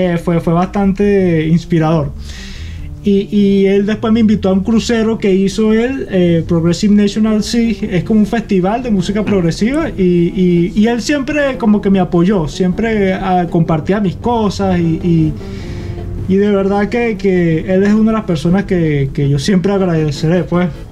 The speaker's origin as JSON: {"language": "Spanish", "town": "Acarigua", "region": "Portuguesa", "country": "Venezuela", "tie": "born or raised there", "also_born_or_lived": "Barquisimeto / Boston", "moved": "as an adult", "said": "Yo nací en Barquisimeto y crecí en Acarigua"}